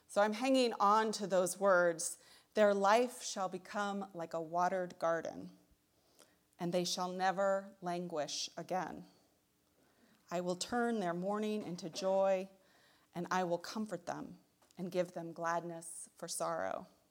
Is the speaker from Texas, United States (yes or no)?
yes; Texas, United States; moved away as an adult; also born or lived in Tucson, Arizona; now in Michigan, United States; I'm from Texas